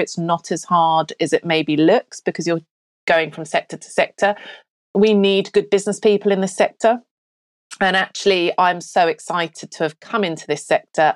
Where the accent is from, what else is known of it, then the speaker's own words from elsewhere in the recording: Australia; moved away as an adult; also born or lived in Cotswolds, England / Melbourne, Australia; now in United Kingdom; So I'm British-born, lived here till I was ten, and we emigrated to Australia. Then I came back at twenty-two.